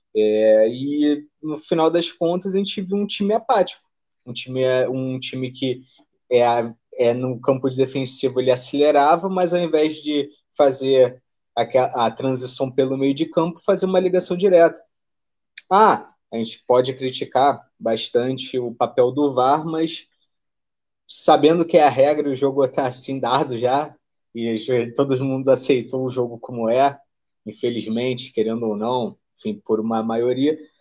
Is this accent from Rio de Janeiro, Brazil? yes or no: yes; Rio de Janeiro, Brazil; que também sou do Rio de Janeiro